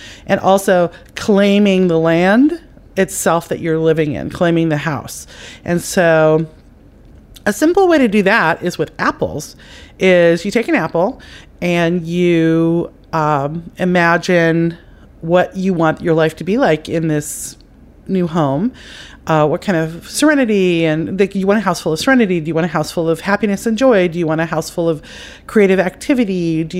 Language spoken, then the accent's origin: English; Ireland; I know, it's not just because I'm Irish.